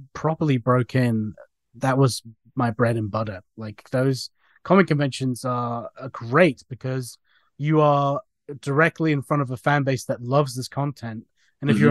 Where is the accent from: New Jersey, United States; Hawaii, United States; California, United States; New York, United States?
New Jersey, United States; now in England; I grew up in New Jersey